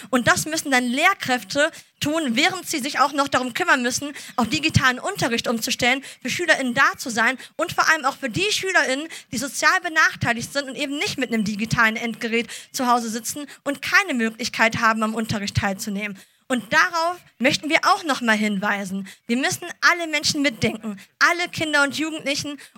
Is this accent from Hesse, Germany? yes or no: no; Düsseldorf, North Rhine-Westphalia, Germany; born there; bin 28 Jahre alt, äh, gebürtige Düsseldorferin und Apothekerin von Beruf.